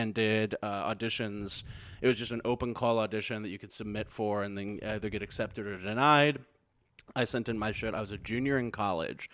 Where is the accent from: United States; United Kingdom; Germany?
United States; Missouri; being from Missouri